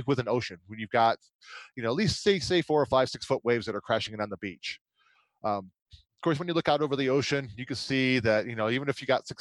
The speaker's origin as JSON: {"language": "English", "country": "United States", "said": "I'm an American"}